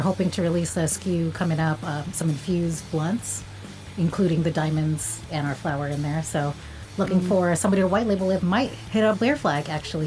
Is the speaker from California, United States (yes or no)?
yes; Cerritos, California, United States; also born or lived in Long Beach, California; california born and raised